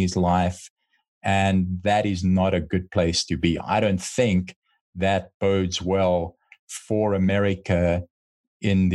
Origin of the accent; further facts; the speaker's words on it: United States; as an American